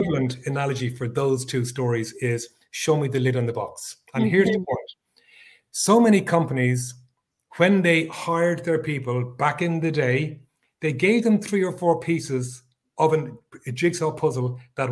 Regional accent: Ireland; I am based in Europe, in little old Ireland

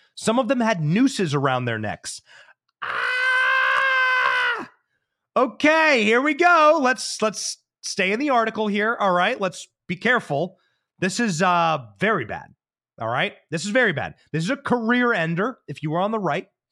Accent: Midwest, United States; I know Ohio. I know the Midwest. I'm from the Midwest.

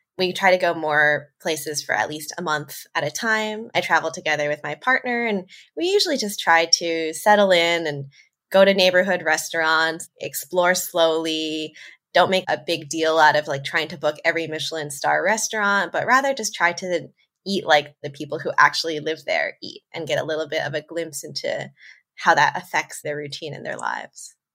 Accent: New York suburbs, United States; moved away as an adult; also born or lived in Tokyo, Japan; I'm American. I grew up in New York, in the suburbs. I'm Chinese American

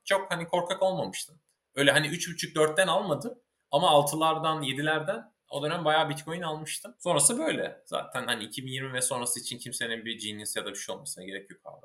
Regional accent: Ankara, Turkey; moved away as an adult; also born or lived in İzmir / San Diego, United States; İzmir doğumluyum. Ankara'da geçti gençliğim çoğunluğu diyeyim yani sanıyorum 8 yaşından işte Bilkent mezuniyetine kadar

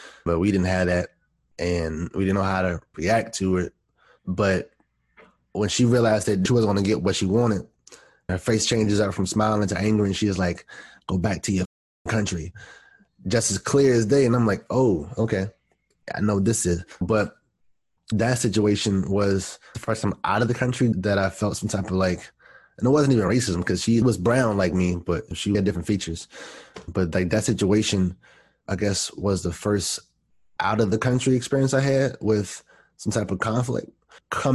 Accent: East Coast, United States; I grew up on the East Coast and I was born in the 80s.

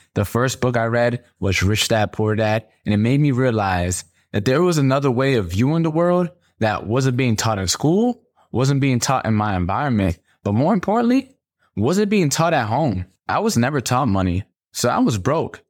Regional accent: Stamford, Connecticut, United States; I grew up in Stamford, Connecticut, in the projects with nine people in a two bedroom.

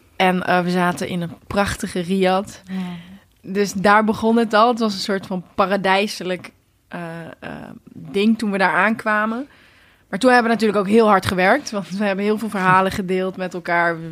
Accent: Netherlands; ik ben hier natuurlijk geboren in Nederland. Dus het is niet gek dat ik, eh, dat ik goed Nederlands spreek

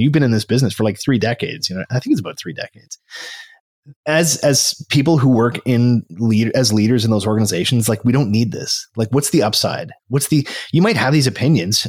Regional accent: Canada; here I am as a Canadian

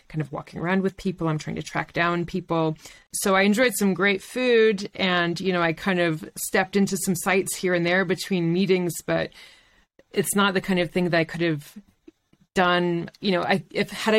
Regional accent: Chapel Hill, North Carolina, United States; moved away as an adult; also born or lived in French Alps; now in France; I grew up in Chapel Hill, North Carolina, in a very sort of steady place

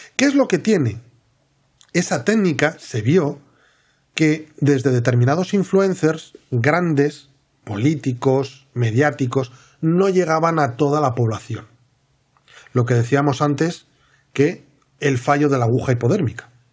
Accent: Asturias, Spain; yo soy de Asturias

